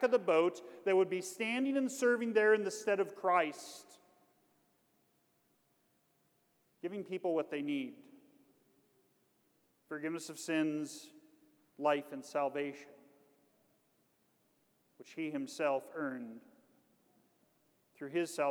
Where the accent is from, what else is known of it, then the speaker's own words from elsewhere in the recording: Kansas, United States; I'm from Kansas.